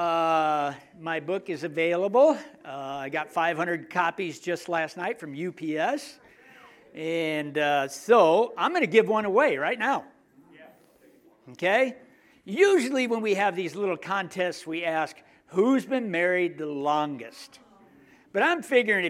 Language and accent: English; United States; I'm American